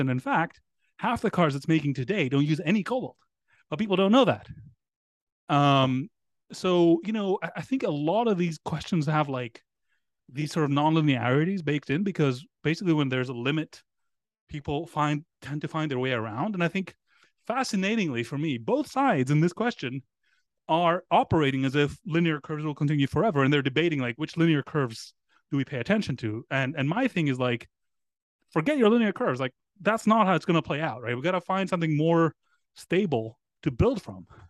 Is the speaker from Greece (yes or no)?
yes; Greece; English is a second language; now in United States; I grew up in Greece